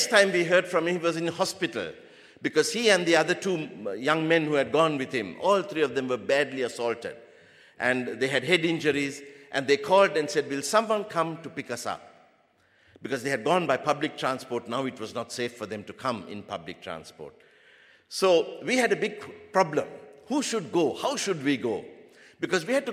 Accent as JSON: {"language": "English", "country": "Sri Lanka", "said": "I'm from the Sinhalese race"}